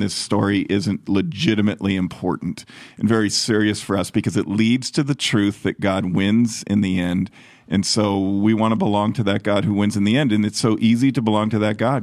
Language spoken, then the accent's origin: English; United States; as an American